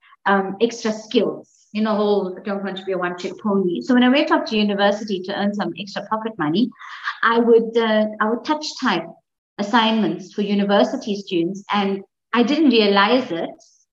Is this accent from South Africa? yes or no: yes; Umzinto, KwaZulu-Natal, South Africa; I grew up in Umzinto, which is on the south coast of KZN